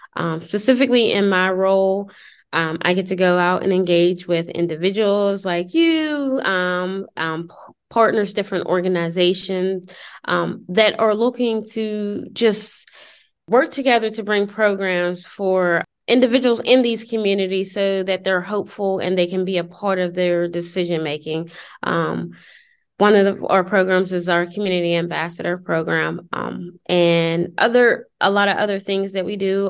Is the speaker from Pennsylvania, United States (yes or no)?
yes; Pittsburgh, Pennsylvania, United States; now in Beaver County, United States; I am originally from Pittsburgh, but I live in Beaver County, PA, which is about 25 minutes north of Pittsburgh